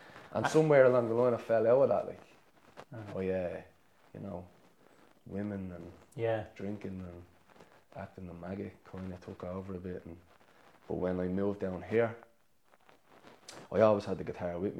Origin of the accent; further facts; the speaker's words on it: Dublin, Leinster, Ireland; moved away as an adult; now in County Clare, Ireland; we lived with my grandparents. Like, and then my mum got a council house in Shankill in Dublin